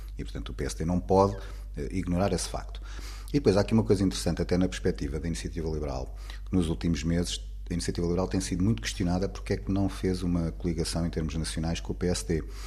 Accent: Portugal; como portugueses

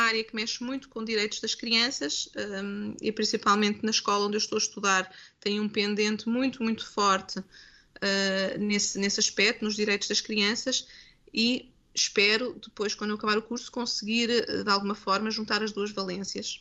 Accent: Coimbra, Centro, Portugal; moved away; eu nasci em Coimbra, nasci cresci em Coimbra

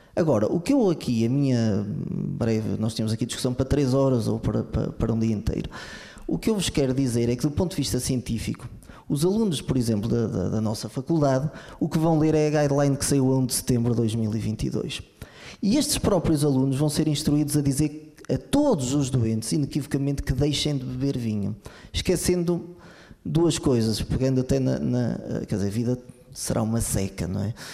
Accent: Lamego, Norte, Portugal; eu sou de Lamego

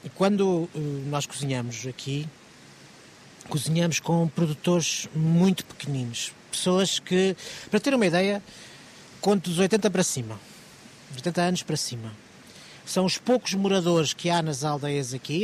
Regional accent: Lisbon, Portugal; sou Lisboeta

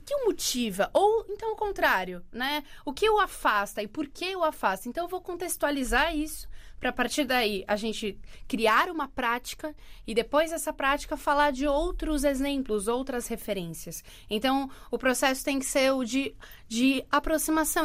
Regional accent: Santos, São Paulo, Brazil; moved away as an adult; now in Portugal; eu sou de Santos, litoral de São Paulo

